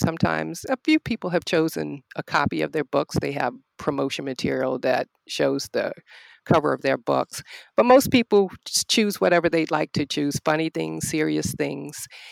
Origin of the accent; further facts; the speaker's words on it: Norfolk, Virginia, United States; also born or lived in Arlington, Virginia; now in Richmond, United States; I am a native Virginian. I was born in Norfolk and I currently live in Richmond